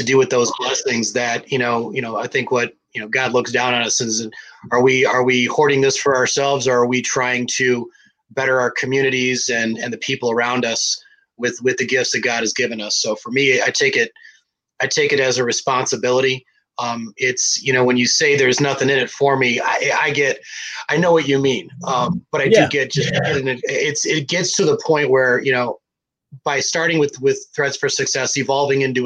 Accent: Detroit, Michigan, United States; my hometown

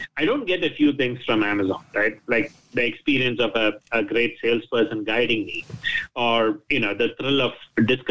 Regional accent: Thiruvananthapuram, Kerala, India; also born or lived in United Kingdom; now in United States; my hometown, Trivandrum, in the south of India, that I go once or twice a year

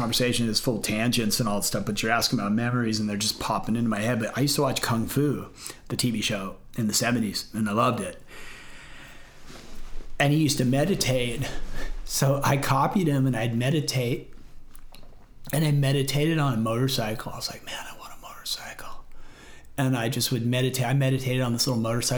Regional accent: Encinitas, California, United States; also born or lived in Florida / Las Vegas / Huntington Beach; I grew up in Encinitas

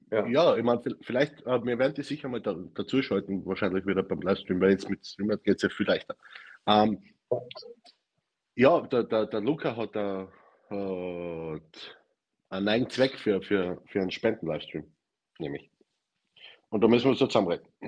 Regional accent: Styria, Austria; also born or lived in Vienna; now in Carinthia, Austria; Ich komme aus der Steiermark, war fünf Jahre in Wien und lebe jetzt in Kärnten. Ich kann nicht schön sprechen.

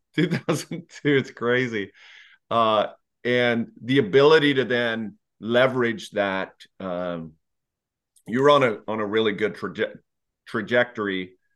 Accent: Lexington, United States; I was part of organization growing up in Lexington

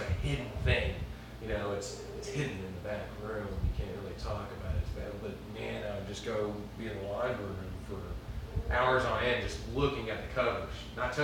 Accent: Memphis, Tennessee, United States; I grew up here in Memphis, Tennessee.

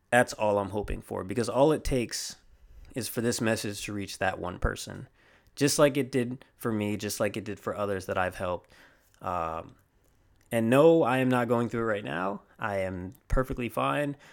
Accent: Riverside, California, United States; I'm originally from the West Coast, uh, Riverside, California to be exact, and I am on the East Coast now. I'm a military child, so uh, we're out here for now.

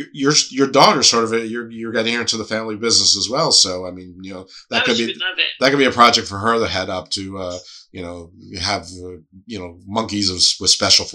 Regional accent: Northeast, United States; I'm from the Northeast

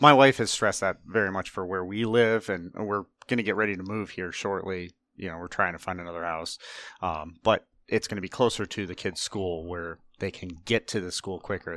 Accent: Northeast Ohio, United States; grew up in Ohio, uh, Northeast Ohio, way out in the middle of nowhere

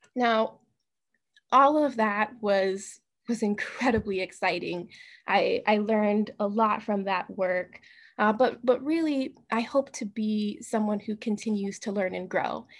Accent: Tacoma, Washington, United States; moved away as an adult; now in Seattle, United States; I was born in Tacoma, Washington. My family's from Tacoma, Washington

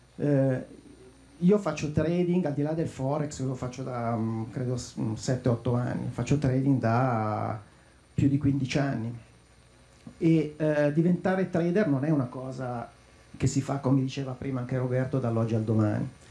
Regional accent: Lecco, Lombardy, Italy; io sono di Lecco

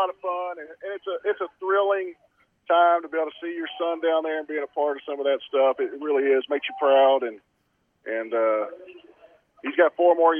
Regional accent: Keller, Texas, United States; grew up in Keller, Texas, which wasn't much bigger than Mason whenever I was there.

